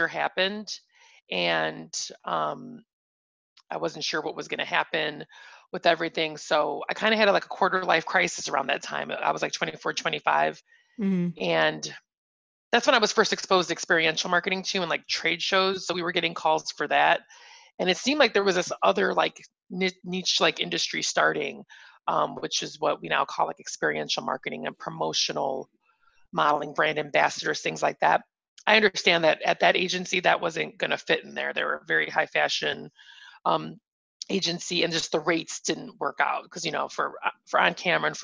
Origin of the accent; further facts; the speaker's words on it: Northwest Indiana, United States; also born or lived in Bloomington, Indiana; I born and raised in Northwest Indiana, right outside of Chicago